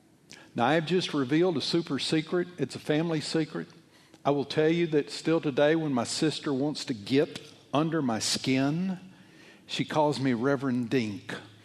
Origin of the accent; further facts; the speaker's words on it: Alabama, United States; Well, it comes from Switzerland. I come from Alabama.